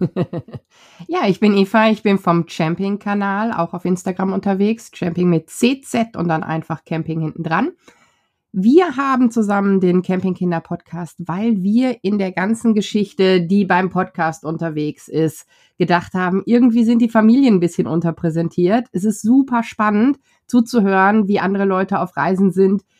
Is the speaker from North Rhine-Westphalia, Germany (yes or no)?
yes; North Rhine-Westphalia, Germany; wir kommen aus Westdeutschland, Niederrhein, wunderschön an der niederländischen Grenze